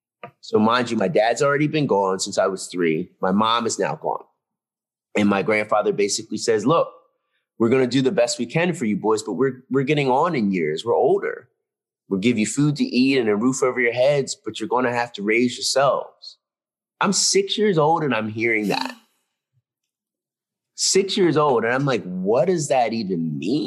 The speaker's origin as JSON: {"language": "English", "area": "outside Philadelphia", "region": "Pennsylvania", "country": "United States", "tie": "born or raised there", "said": "Ludington Library, right by my house where we grew up outside Philadelphia"}